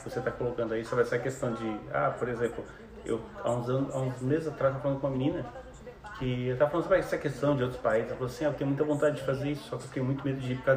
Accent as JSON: {"language": "Portuguese", "country": "Brazil", "said": "Não, porque eu sou brasileiro"}